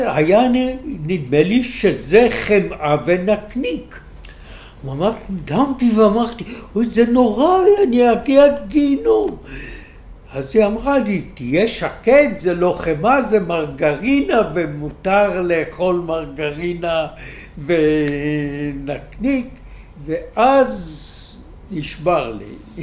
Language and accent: Hebrew; Haifa, Haifa District, Israel; also born or lived in Jerusalem; now in Tel Aviv, Israel; נולדתי בירושלים. כשהייתי בן חמש הוריי עברו לחיפה.